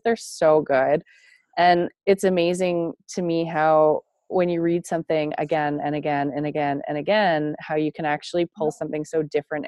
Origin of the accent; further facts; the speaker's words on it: Toronto, Ontario, Canada; I grew up in the outskirts of Toronto, Ontario, Canada, and I moved to a small town in rural Canada, rural Ontario, when I was a preteen